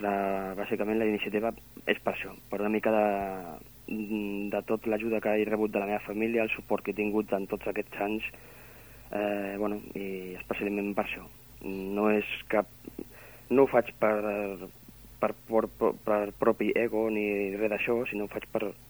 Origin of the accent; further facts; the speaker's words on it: Barcelona, Catalonia, Spain; also born or lived in Maçanet de la Selva / Sils; now in Sant Feliu de Guíxols, Spain; jo sóc de Barcelona, sóc nascut de Barcelona.